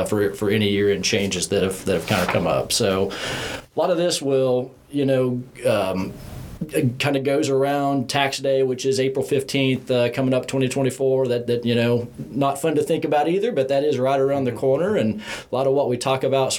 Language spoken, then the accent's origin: English; Indiana, United States; now in Tennessee, United States; growing up in Indiana and obviously now living here in Tennessee